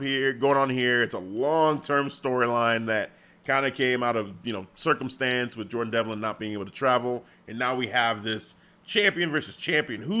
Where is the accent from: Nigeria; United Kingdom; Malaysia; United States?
Nigeria; being Nigerian